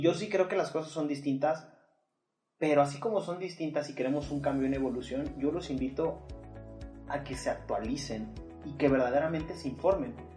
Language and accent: Spanish; Mexico; vivimos como mexicanos